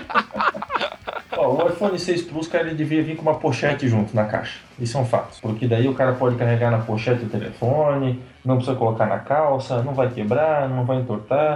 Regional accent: the West, Santa Catarina, Brazil; now in Blumenau, Brazil; eu moro aqui há muito tempo, não sou daqui, eu sou do Oeste

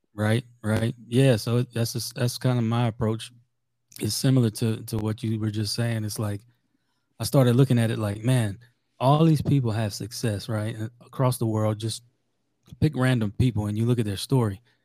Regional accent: South Louisiana, United States; I'm from, I'm from South Louisiana originally

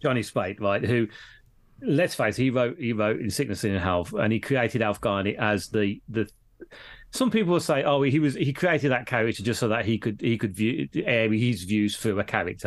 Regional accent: Birmingham, West Midlands, United Kingdom; coming from Birmingham, we know no different because we've always been brought up with Indian people

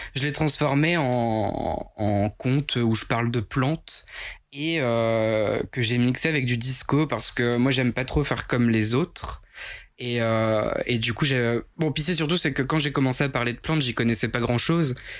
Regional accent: Picardy, Hauts-de-France, France; accent: Picard; also born or lived in Avignon; je suis picard

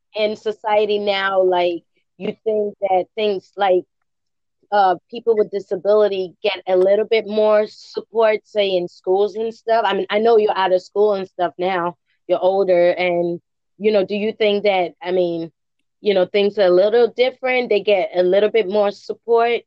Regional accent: England, United Kingdom; now in United States; I'm from England, and just just being here in the in the United States

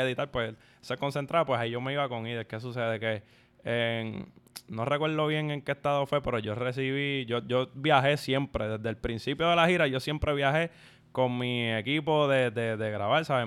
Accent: San Juan, Puerto Rico; en el barrio de donde vengo, de Santurce

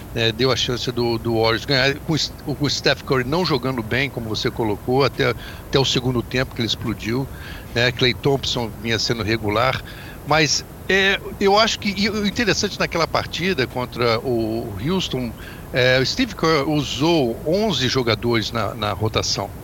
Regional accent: Volta Redonda, Rio de Janeiro, Brazil; moved away as an adult; now in United States; Eu sou de Volta Redonda

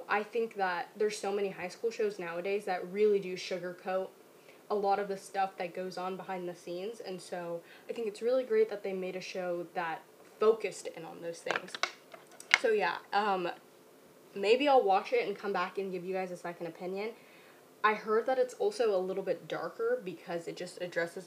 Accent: Orange County, Southern California, United States; we are from Orange County

